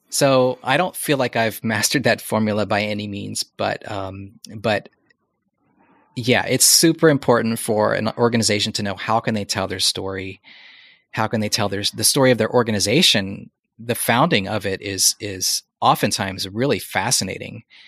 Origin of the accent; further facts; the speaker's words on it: United States; moved away as an adult; now in Portland, United States; coming back to the States, which is my home country, but not a home country for my wife or my kids